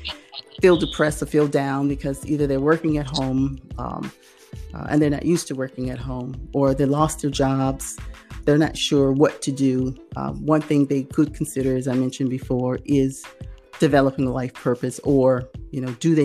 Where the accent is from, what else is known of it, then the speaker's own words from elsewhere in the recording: Norfolk, Virginia, United States; moved away as an adult; also born or lived in South Carolina; now in Australia; I'm originally from Virginia, Norfolk area, Tidewater, Berkeley, as they say, you know, and lived there all my life, Berkeley girl